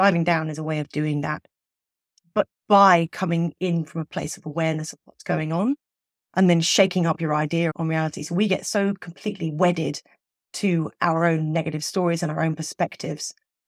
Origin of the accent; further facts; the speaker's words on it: England, United Kingdom; So as somebody growing up in England, not everybody believes in Father Christmas as a child.